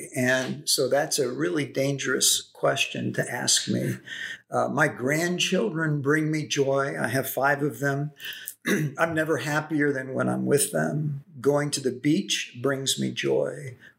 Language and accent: English; Brussels, Belgium; born there; also born or lived in Africa; I grew up on the mission field. I was born in Brussels, Belgium. My parents were on their way to Africa.